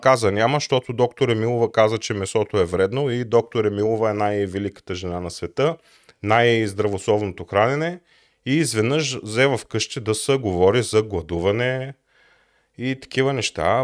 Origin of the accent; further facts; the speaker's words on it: Plovdiv, Plovdiv Province, Bulgaria; Роден съм в Пловдив през 1983 година